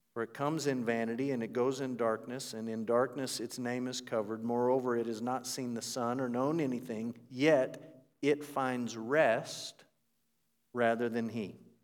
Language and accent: English; United States; As an American